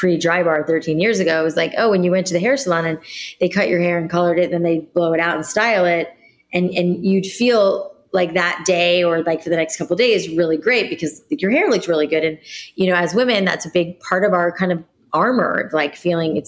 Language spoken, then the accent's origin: English; South Florida, United States; moved away; also born or lived in New York City; I grew up in South Florida